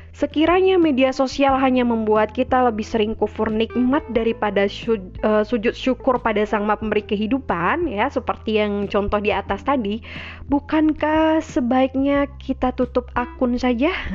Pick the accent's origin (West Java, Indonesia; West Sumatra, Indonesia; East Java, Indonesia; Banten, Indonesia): West Sumatra, Indonesia; Minangkabau; di Minangkabau, di tanah kelahiran saya, kampung halaman saya